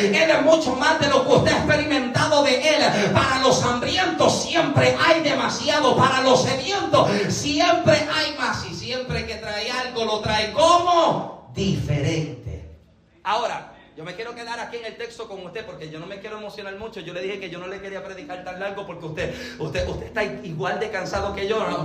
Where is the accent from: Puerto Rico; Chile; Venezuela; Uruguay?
Puerto Rico; moved away as an adult; now in Massachusetts, United States; soy boricua.